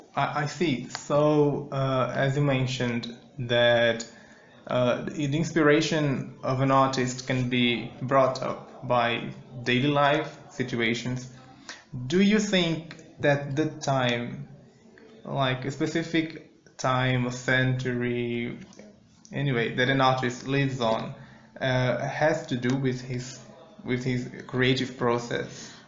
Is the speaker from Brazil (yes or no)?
yes; Northeast Region, Brazil; we are hosts from the northeastern region of Brazil